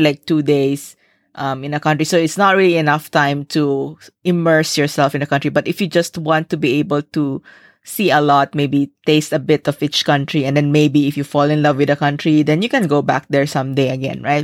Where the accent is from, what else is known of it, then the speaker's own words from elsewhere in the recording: Philippines; moved away as an adult; also born or lived in Singapore; as a Filipino